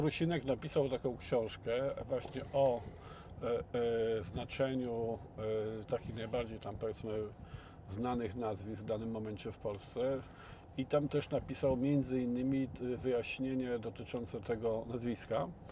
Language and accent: Polish; Biłgoraj, Lublin Voivodeship, Poland; moved away; ja pochodzę z Biłgoraja, z takiego miasteczka